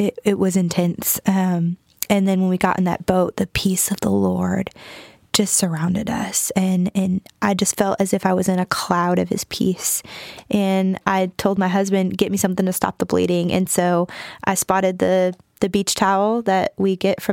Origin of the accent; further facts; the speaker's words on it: Michigan, United States; moved away as an adult; also born or lived in Huntington, West Virginia; now in North Carolina, United States; I'm from Michigan originally, born and raised